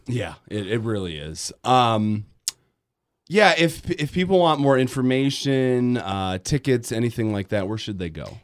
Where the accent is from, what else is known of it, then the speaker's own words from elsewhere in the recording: Grand Rapids, Michigan, United States; I grew up in Grand Rapids